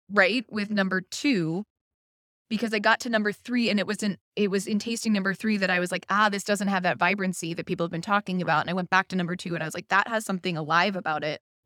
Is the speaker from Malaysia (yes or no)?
no; Pittsburgh, Pennsylvania, United States; I am from Pittsburgh